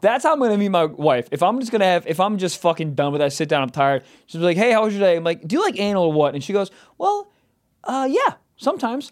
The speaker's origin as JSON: {"language": "English", "town": "Chicago", "region": "Illinois", "country": "United States", "tie": "born or raised there", "said": "from my hometown? Then I'm like, whoa, Chicago?"}